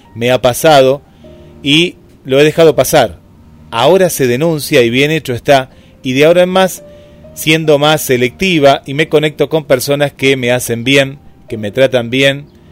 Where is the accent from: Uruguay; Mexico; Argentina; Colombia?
Argentina; nosotros como argentinos